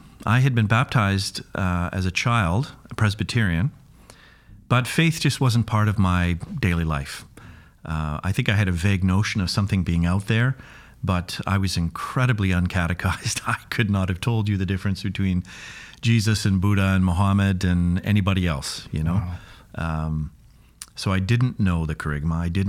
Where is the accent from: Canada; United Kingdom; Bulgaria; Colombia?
Canada; Kamloops, British Columbia; also born or lived in Duncan; I was born in Vancouver Island, a little place called Duncan, and grew up in the interior in Kamloops.